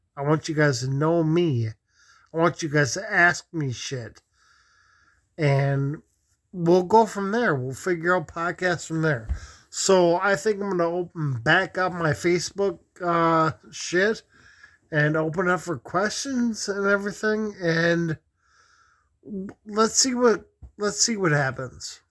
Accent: Minneapolis, Minnesota, United States; I grew up in South Minneapolis

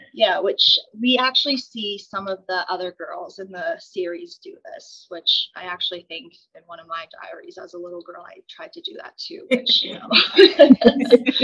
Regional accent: Red Deer, Alberta, Canada; I was born and raised in Red Deer

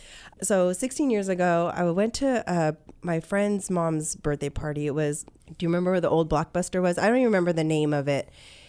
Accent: Ventura County, California, United States; moved away as an adult; also born or lived in Port Hueneme / El Rio; now in Arizona, United States; I'm born and raised in Ventura County.

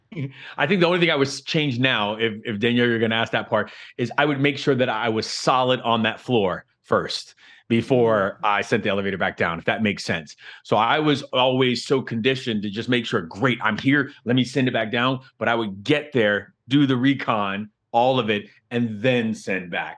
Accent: Miami, Florida, United States; I'm from Miami. I'm from like Miami, Florida. I'm a Florida boy through and through.

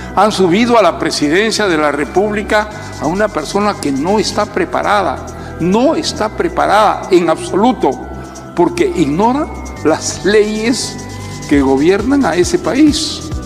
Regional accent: Peru; yo como peruano

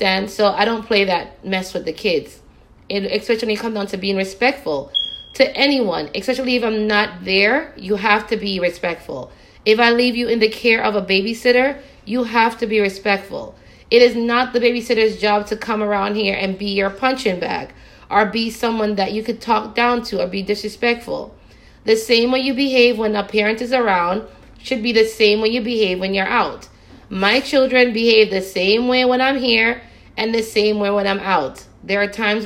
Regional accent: Jamaica; When I was growing up in Jamaica with my mother

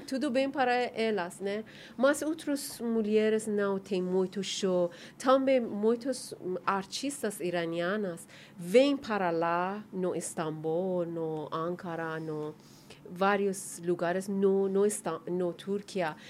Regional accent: Iran; Portuguese is a second language; moved away as an adult; now in Brazil; Nós que vivemos lá hum, 30 anos, eu, quando que eu saí do Irã

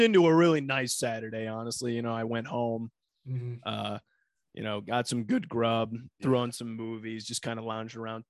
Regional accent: Northwest Ohio, United States; moved away; I'm from Northwest Ohio. Going home this week

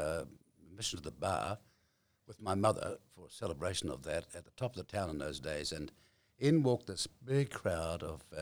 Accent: New Zealand; I grew up way up on the East Coast, up north, in a very, how shall I say it, different age

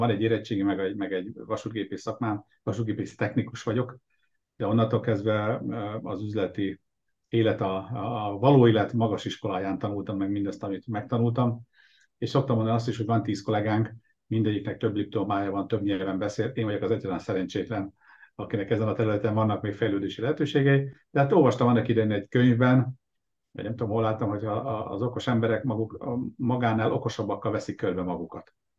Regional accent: Nyíregyháza, Szabolcs-Szatmár-Bereg, Hungary; also born or lived in Debrecen; now in Budapest, Hungary; Eredetileg Nyíregyházán születtem, és ott nevelkedtem

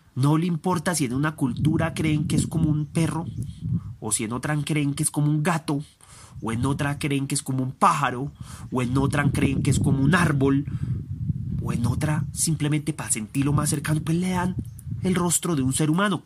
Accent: Envigado, Antioquia, Colombia; Yo soy aquel de Envigado. Yo soy aquel de Colombia.

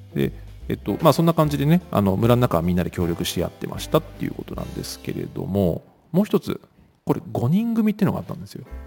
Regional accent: western suburbs of Tokyo, Japan; 僕は東京の郊外の西に、うん、西の方が実家なんですけど

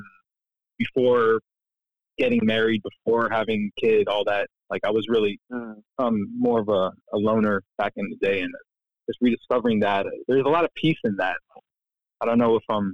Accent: Florida, United States; moved away; I grew up in Florida, where there's no like forest

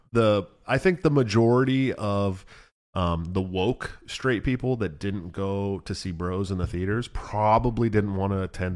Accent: San Francisco, California, United States; I grew up in San Francisco, dude.

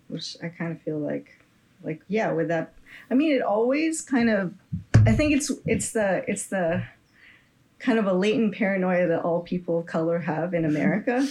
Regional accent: Bay Area, California, United States; I'm just from the Bay Area here

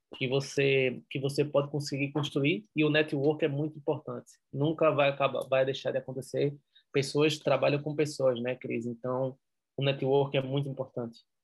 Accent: Recife, Pernambuco, Brazil; accent: pernambucano, nordeste; moved away as an adult; now in Madrid, Spain; Eu sou de Recife, da praia

